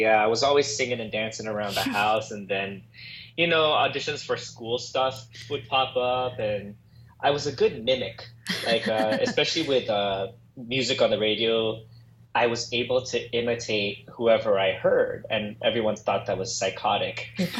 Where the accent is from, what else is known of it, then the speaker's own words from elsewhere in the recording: Los Angeles, California, United States; I am born and raised in Los Angeles, California.